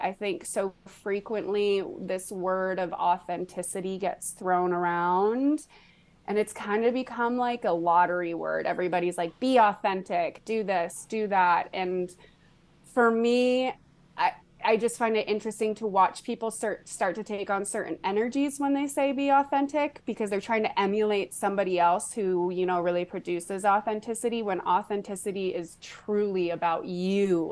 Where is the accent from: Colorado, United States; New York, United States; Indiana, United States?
Colorado, United States; Boulder; moved away as an adult; now in Austin, United States; I was in Colorado, which I wasn't born in, but I was raised in from the time that I was like three. So I grew up in Boulder, Colorado.